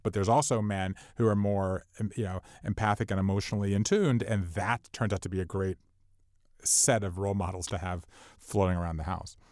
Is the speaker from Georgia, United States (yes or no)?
yes; Savannah, Georgia, United States; We all went to my hometown, and Savannah, Georgia is sort of out of the way